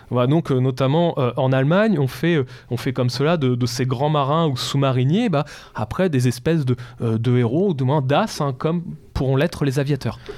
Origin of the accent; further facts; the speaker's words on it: France; Et la France, monsieur Et la France je suis français.